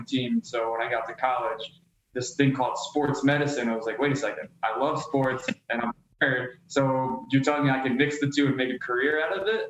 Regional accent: Philadelphia, Pennsylvania, United States; I grew up in Philly. I was a city slicker through and through growing up

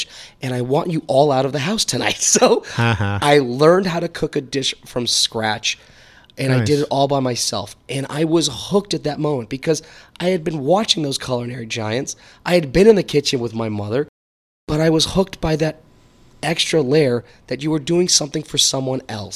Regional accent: Connecticut, United States; growing up in Connecticut, we did not have cable TV

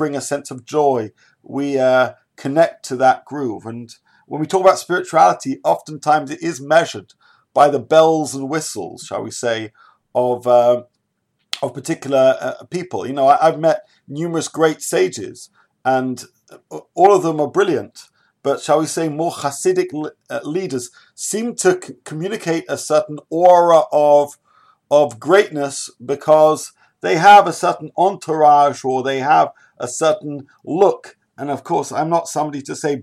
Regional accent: United Kingdom; I'm a British person

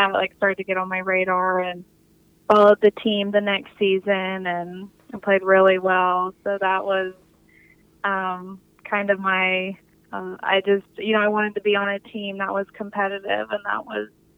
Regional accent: Texas, United States; I'm from Texas

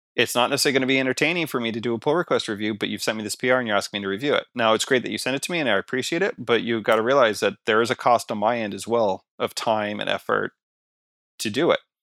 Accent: Canada; I'm Canadian

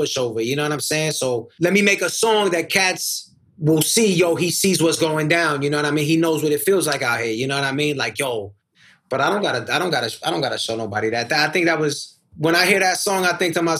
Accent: New York City, New York, United States; I come up from Queens. I didn't grow up in the ghetto.

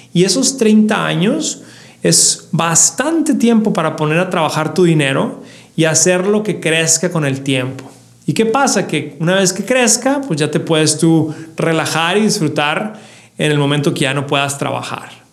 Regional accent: Ciudad Juárez, Chihuahua, Mexico; yo soy de Ciudad Juárez

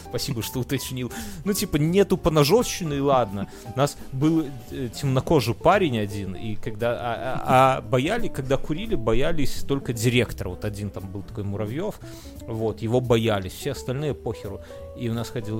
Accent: Belarus; мы белорусы все

